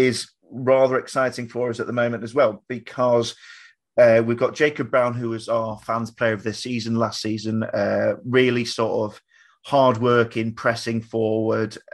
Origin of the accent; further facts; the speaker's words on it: Blackpool, North West England, United Kingdom; also born or lived in Lancaster; I'm from the Fylde coast originally. So I'm born in Blackpool.